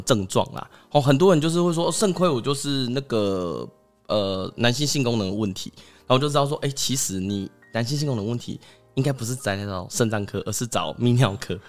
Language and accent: Chinese; Taiwan; 我们台湾人或者是我们东方人吃比较咸